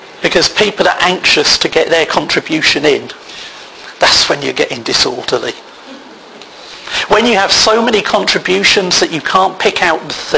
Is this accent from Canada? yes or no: no; United Kingdom; we're British